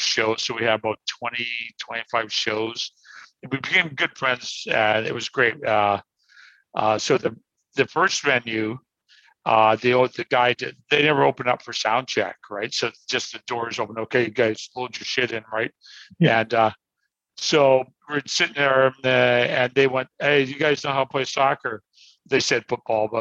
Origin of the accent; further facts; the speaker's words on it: Canada; we're just Canadians